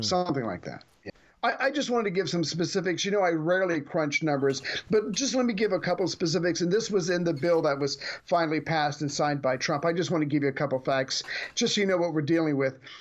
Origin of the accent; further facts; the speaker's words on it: United States; as the American